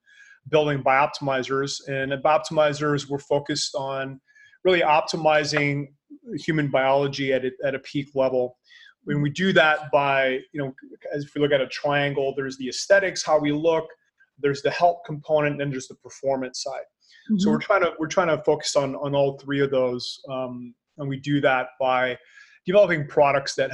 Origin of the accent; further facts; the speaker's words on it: Canada; now in Panama; I'm Canadian, so I know what winters are like